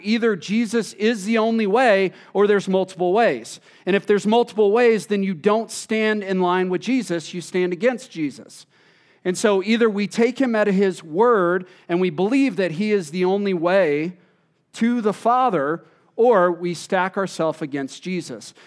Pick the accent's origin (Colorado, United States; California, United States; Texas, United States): Texas, United States; moved away; I'm originally from Texas